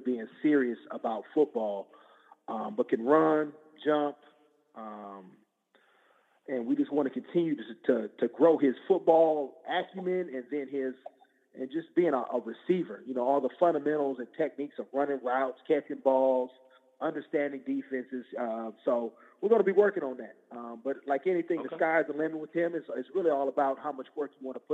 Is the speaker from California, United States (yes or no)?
yes; Oakland, California, United States; we're based out of Oakland, California. That's my hometown